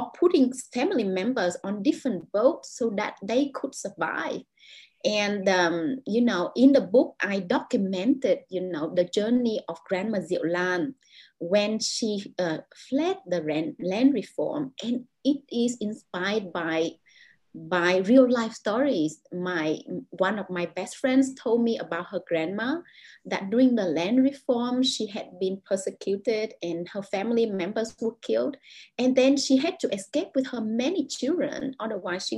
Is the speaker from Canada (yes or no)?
no; Vietnam; English is a second language; moved away as an adult; now in Jakarta, Indonesia; I spent, most of my life in Vietnam